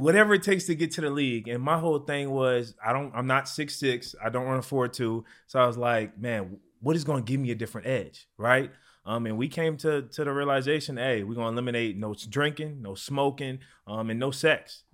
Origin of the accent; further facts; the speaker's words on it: New Orleans, Louisiana, United States; I'm from New Orleans, Louisiana